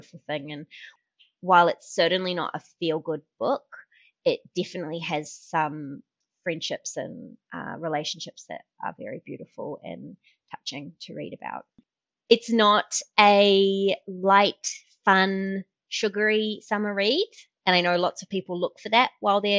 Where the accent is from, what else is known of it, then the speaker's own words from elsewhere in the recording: New Zealand; moved away; I am a Kiwi